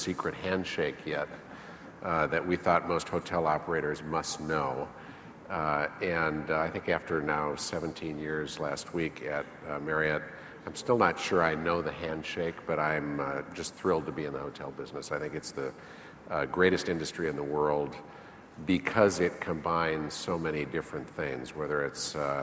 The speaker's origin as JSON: {"language": "English", "region": "Midwest", "country": "United States", "tie": "born or raised there", "also_born_or_lived": "Tokyo, Japan", "said": "moved to the States and grew up in the Midwest"}